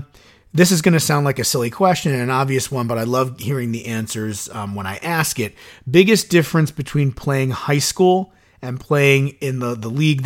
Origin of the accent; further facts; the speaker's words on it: Suffern, New York, United States; where I grew up in Suffern